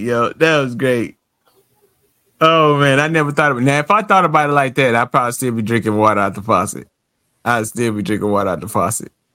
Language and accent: English; United States; I'm American